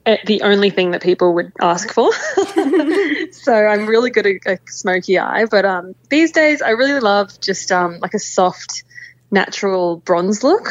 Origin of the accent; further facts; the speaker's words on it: Papua New Guinea; I grew up in Papua New Guinea, and every weekend we're out on the islands